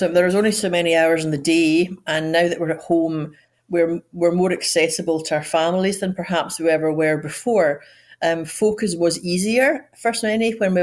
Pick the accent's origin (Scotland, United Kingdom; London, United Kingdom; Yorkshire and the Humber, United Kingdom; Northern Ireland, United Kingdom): Scotland, United Kingdom; moved away as an adult; also born or lived in Edinburgh; now in United States; I'm Scottish, but yet I work in America